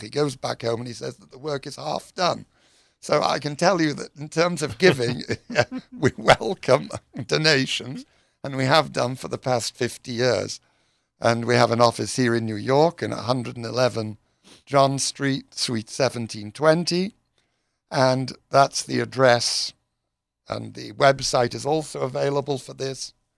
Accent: United Kingdom; moved away; I'm British.

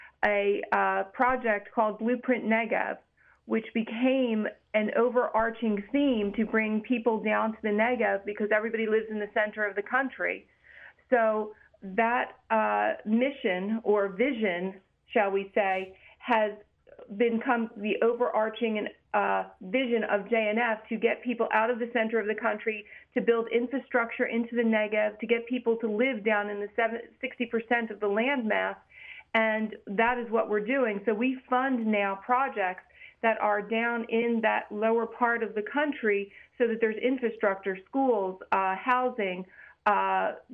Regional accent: United States; we as American Jews

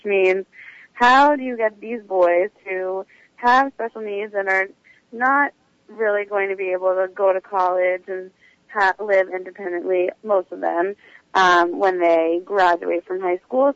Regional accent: Maryland, United States; moved away as an adult; now in New York City, United States; originally I'm from Maryland, but I've been living in New York City uh, for the past two plus years

